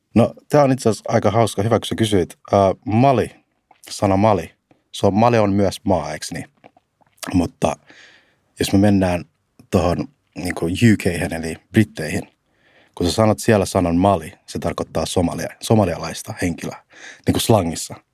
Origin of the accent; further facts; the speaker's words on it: Finland; me ollaan kasvettu täällä Suomessa